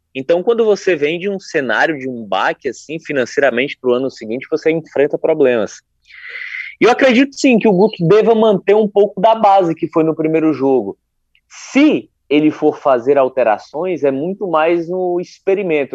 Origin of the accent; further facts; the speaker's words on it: Northeast Region, Brazil; A Copa do Nordeste nos envaidece como nordestinos